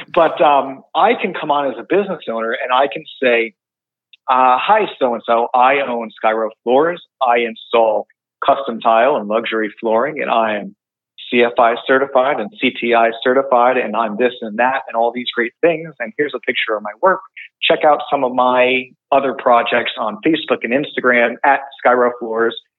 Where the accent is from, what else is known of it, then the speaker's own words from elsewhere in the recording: West Creek, New Jersey, United States; I am from West Creek, New Jersey, um, by Long Beach Island